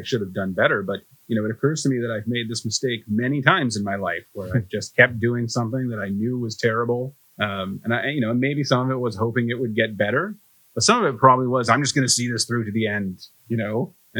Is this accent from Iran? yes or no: no; Vancouver, British Columbia, Canada; I'm from Vancouver where I've never experienced anything like this